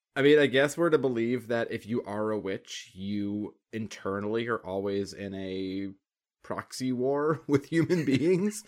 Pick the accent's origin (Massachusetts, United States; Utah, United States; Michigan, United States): Massachusetts, United States; Boston; I live in the woods and I'm from Boston